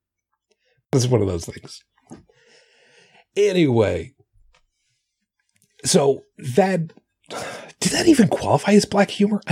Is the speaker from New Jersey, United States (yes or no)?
no; Long Island, New York, United States; moved away; home for me is where I grew up on Long Island